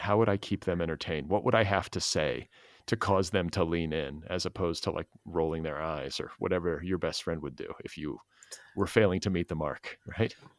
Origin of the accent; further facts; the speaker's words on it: Milwaukee, Wisconsin, United States; moved away; I grew up in Milwaukee, part of my childhood, in Wisconsin